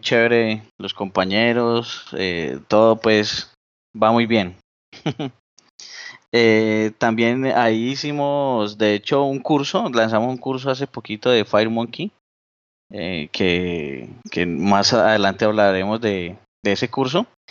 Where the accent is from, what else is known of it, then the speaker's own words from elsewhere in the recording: Colombia; por acá en mi país que se llama Las Lajas, en Colombia